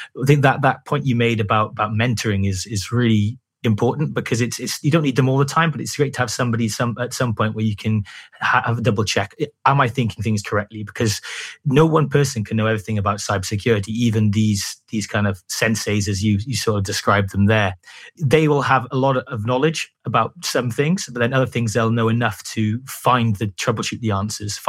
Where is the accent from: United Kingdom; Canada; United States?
United Kingdom; Wales; I'm from Wales, and I used to work in a SOC in Cardiff